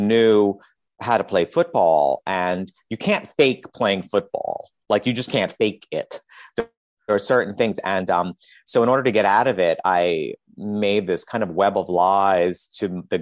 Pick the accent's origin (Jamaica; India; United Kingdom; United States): United States; New York City, New York; when I grew up in Queens